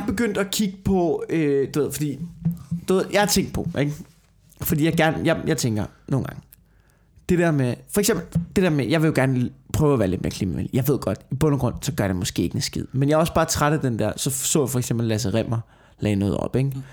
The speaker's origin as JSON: {"language": "Danish", "town": "Tornby", "country": "Denmark", "tie": "born or raised there", "moved": "yes", "lives_now": "Copenhagen, Denmark", "said": "hvor jeg voksede op, ikke? i det der forstadskvarter ude i Tornby"}